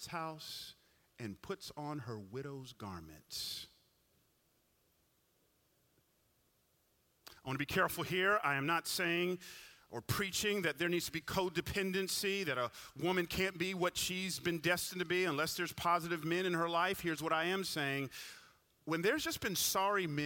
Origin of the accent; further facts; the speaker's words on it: Atlanta, Georgia, United States; I grew up in Atlanta